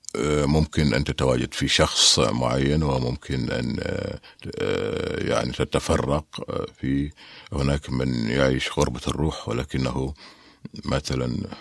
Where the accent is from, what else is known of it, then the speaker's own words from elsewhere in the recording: Mecca and Taif, Makkah Province, Saudi Arabia; also born or lived in Medina; أنا ولدت ونشأت ولدت في الطائف ونشأت ما بين مكة والطائف